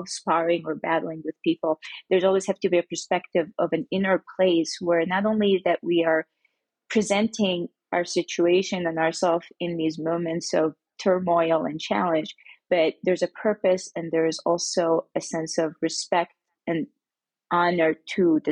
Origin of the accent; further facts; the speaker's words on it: Mecca, Makkah Province, Saudi Arabia; I grew up in Mecca, Saudi Arabia